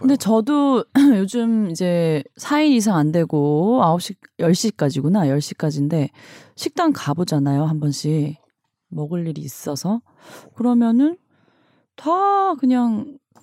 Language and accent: Korean; Busan, South Korea; 제가 부산 출신이라.